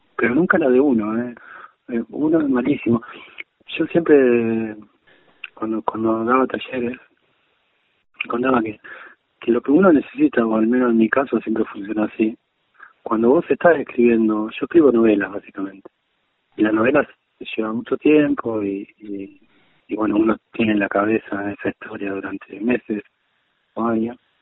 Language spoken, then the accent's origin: Spanish; Argentina